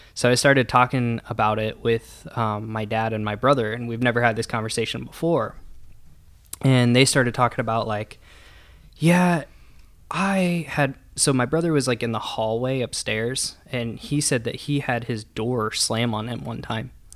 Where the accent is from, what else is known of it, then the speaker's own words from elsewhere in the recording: Columbus, Nebraska, United States; now in Omaha, United States; I grew up in Columbus, Nebraska